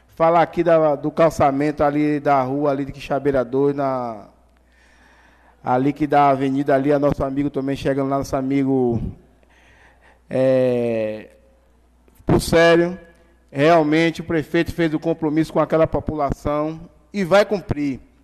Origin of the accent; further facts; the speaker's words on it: Governador Mangabeira, Bahia, Brazil; eu vim aqui trabalhar pelo povo da minha terra